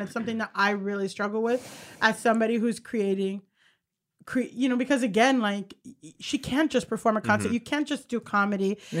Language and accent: English; Hollywood, Florida, United States; Thank you. I'm from Hollywood, Florida.